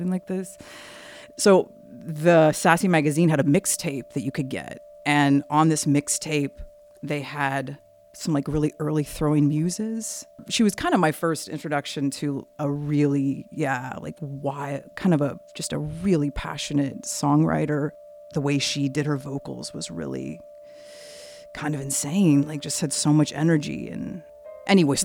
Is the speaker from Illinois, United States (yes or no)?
yes; Decatur, Illinois, United States; I grew up in Decatur, Illinois